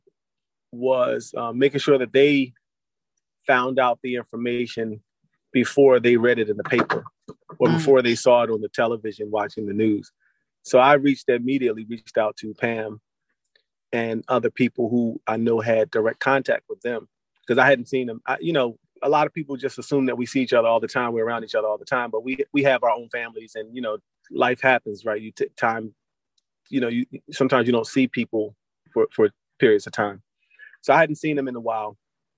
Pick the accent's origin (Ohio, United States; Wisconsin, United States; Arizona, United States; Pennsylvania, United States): Pennsylvania, United States; Philadelphia; as a Black man born and raised in West Philadelphia